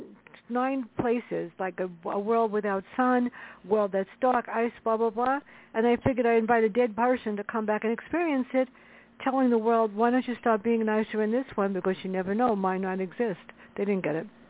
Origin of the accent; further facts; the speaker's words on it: New York City, New York, United States; growing up in the South Bronx together.